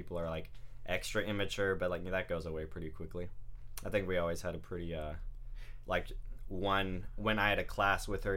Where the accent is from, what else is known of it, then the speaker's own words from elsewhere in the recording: Vacaville, California, United States; now in San Jose, United States; I'm from Vacaville originally